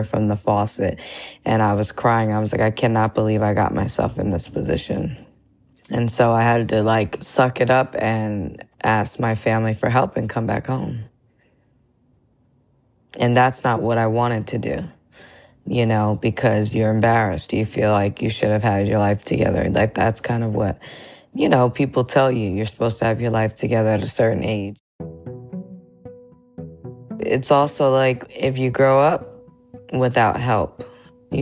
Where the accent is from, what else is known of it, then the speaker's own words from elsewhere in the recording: Somerville, New Jersey, United States; now in Newark, United States; I'm in Newark, New Jersey. I'm originally from Somerville, New Jersey, which is about 30 minutes south